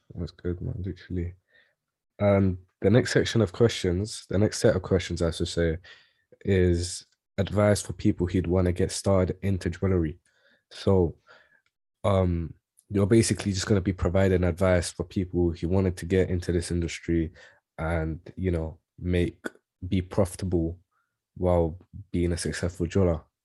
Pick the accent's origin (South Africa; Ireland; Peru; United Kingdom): United Kingdom; London; I grew up in East Ham